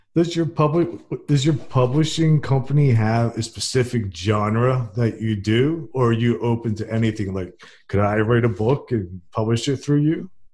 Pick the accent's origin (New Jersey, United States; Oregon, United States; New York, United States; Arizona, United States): New Jersey, United States; now in Fairhope, United States; I'm from New Jersey and I live in Fairhope, Alabama